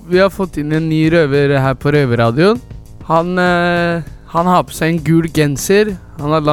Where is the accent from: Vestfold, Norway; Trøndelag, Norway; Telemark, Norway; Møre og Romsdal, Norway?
Trøndelag, Norway; Trondheim; now in Oslo, Norway; Jeg er 23 år gammel. Jeg sitter i Oslo fengsel. Jeg er egentlig fra Trondheim.